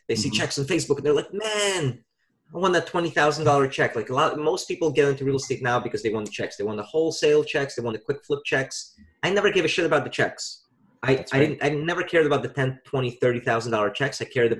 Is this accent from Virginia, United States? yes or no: yes; Virginia, United States; now in New York, United States; I invested with a buddy of mine back home in my home state of Virginia.